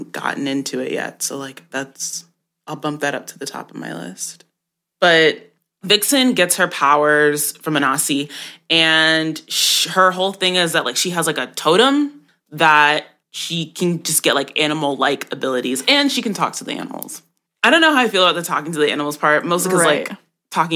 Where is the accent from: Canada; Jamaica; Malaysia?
Jamaica; I'm Jamaican, and so I grew up on those stories